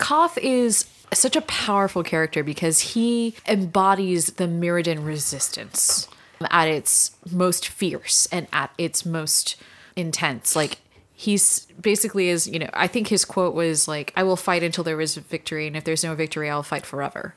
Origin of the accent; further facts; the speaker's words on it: San Antonio, Texas, United States; I had the good fortune of growing up in San Antonio